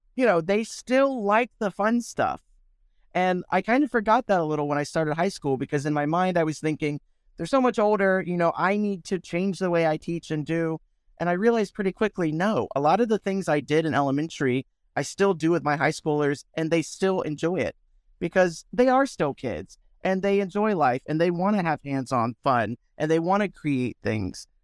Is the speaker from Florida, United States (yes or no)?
yes; Williston, Florida, United States; also born or lived in Gainesville, Florida; I grew up in a small town called Williston in Florida